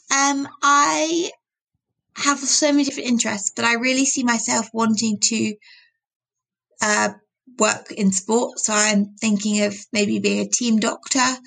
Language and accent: English; United Kingdom; I'm British